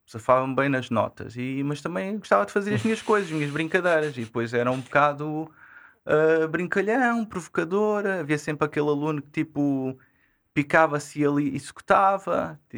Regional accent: Odivelas, Lisbon, Portugal; E, e foi daí, sou, sou de Odivelas.

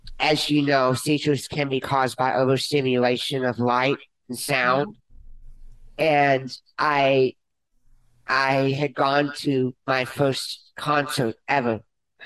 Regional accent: Conroe, Texas, United States; I was born prematurely in Conroe, Texas. Yes, I live just 10 minutes away from here

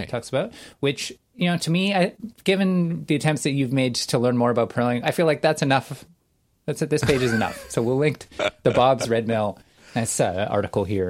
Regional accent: Canada; I'm Canadian

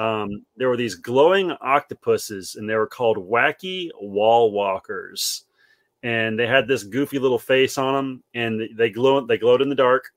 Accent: South Carolina, United States; house I grew up in here in South Carolina.

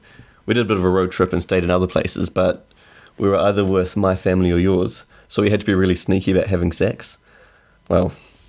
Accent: New Zealand; accent: Kiwi; now in London, United Kingdom; my Kiwi accent's a lot stronger. Every time I go back or when I hang out with Kiwis for too long, my accent gets much, much stronger again.

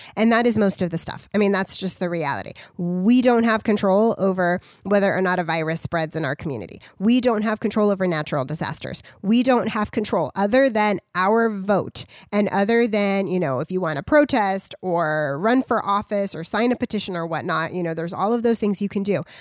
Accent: United States; we as American citizens

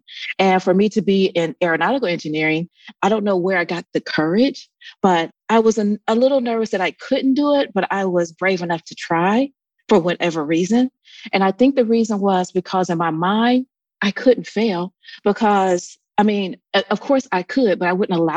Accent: Columbus, Ohio, United States; moved away as an adult; also born or lived in Atlanta / Dayton, Ohio; I grew up in Columbus, Ohio

